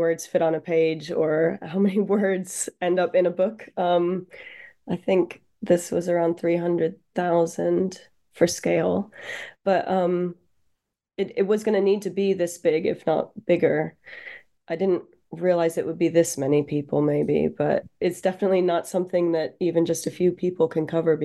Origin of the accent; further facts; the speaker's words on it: Baltimore, Maryland, United States; moved away as an adult; also born or lived in New York; now in United Kingdom; I grew up in just outside Baltimore